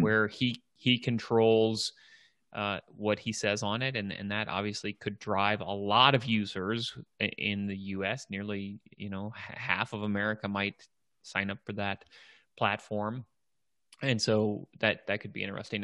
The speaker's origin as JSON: {"language": "English", "town": "Washington", "region": "District of Columbia", "country": "United States", "tie": "born or raised there", "said": "here in my hometown, Washington, D C."}